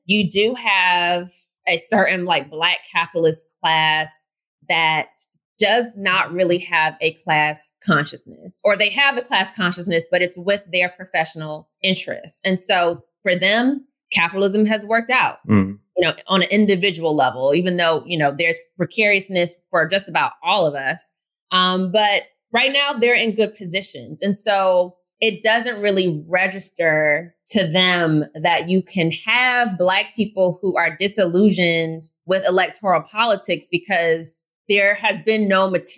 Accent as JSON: {"language": "English", "area": "outside of Atlanta", "region": "Georgia", "country": "United States", "tie": "born or raised there", "said": "I had the privilege of growing up in a city, of growing up outside of Atlanta"}